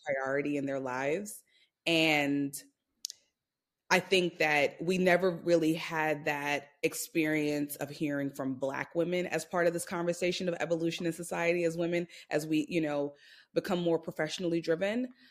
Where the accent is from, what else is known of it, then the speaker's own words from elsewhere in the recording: New York City, New York, United States; I'm from Brooklyn, New York